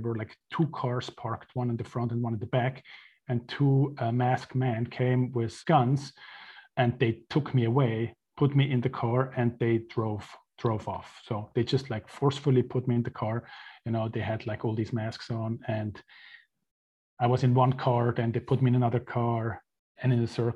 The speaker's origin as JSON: {"language": "English", "country": "Switzerland", "tie": "born or raised there", "also_born_or_lived": "Mexico", "moved": "as an adult", "said": "I was born and raised in Switzerland into a very traditional Catholic family"}